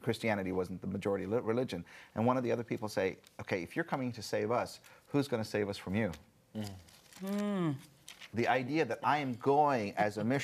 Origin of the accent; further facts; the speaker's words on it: India; moved away; growing up in India